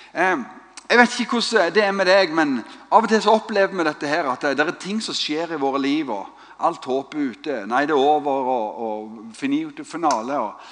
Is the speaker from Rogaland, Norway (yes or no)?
yes; Stavanger, Rogaland, Norway; Vi er fra Stavanger